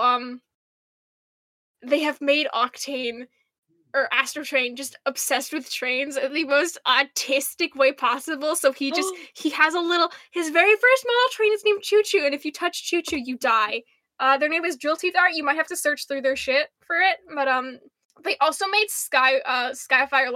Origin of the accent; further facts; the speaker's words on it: United States; now in St. Louis, United States; We're American.